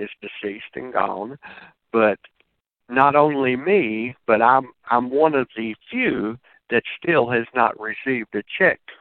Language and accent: English; Kentucky, United States; I'm from Kentucky. I live in Kentucky now. That was my home.